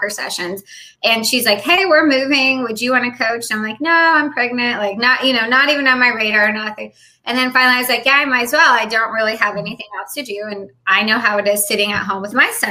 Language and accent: English; Illinois, United States; moved away as an adult; also born or lived in California / Japan / Hawaii; now in Jacksonville, North Carolina, United States; my hometown in Illinois